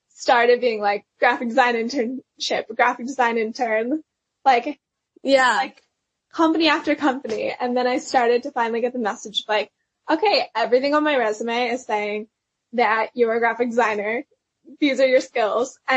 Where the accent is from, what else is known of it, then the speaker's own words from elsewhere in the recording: Pennsylvania, United States; moved away as an adult; now in Nashville, United States; I went to Belmont, which is in Nashville. So that's how I moved from Pennsylvania to Nashville.